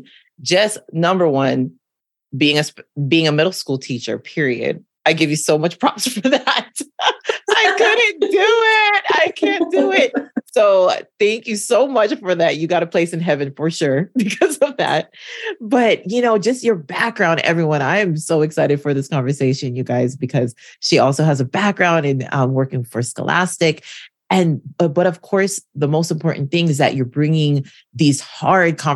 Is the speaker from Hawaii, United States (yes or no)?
yes; Hawaii, United States; also born or lived in Portland, Oregon; now in Los Angeles, United States; I was born and raised in Hawaii.